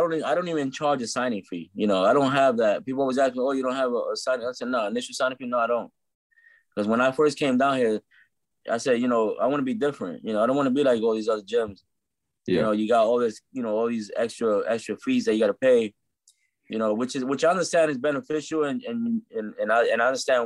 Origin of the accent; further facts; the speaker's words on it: New York City, New York, United States; I was born and raised in Brooklyn